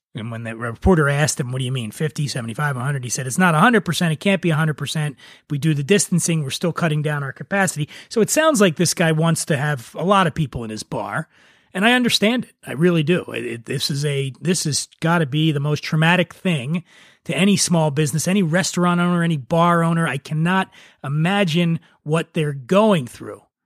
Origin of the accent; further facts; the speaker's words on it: Philadelphia, Pennsylvania, United States; moved away; My home, uh, state, Pennsylvania, I'm actually from Philadelphia